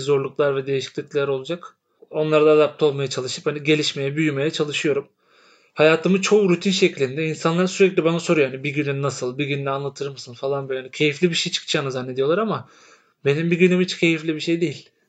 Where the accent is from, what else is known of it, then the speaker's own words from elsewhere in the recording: İzmir, Turkey; bir İzmirli olarak.